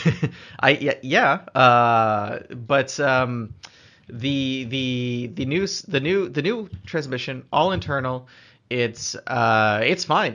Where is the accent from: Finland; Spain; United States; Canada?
Canada; as a Canadian, I'm pretty comfortable on the snow and ice. I spent a lot of time messing around when I was a kid doing that.